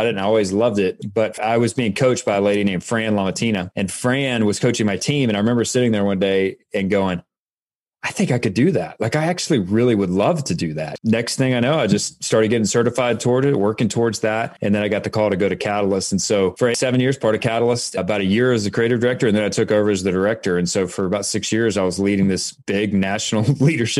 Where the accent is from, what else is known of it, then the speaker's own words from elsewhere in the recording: the South, United States; moved away as an adult; also born or lived in Boston; I grew up in the South.